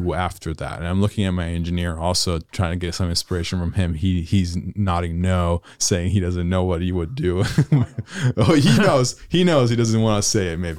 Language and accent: English; Italy; moved away as an adult; now in United States; born and raised in Europe